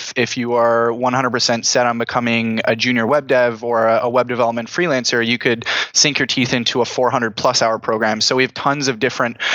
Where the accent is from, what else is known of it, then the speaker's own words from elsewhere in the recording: Oakville, Ontario, Canada; I grew up in Oakville, Ontario, a little suburb outside of Toronto.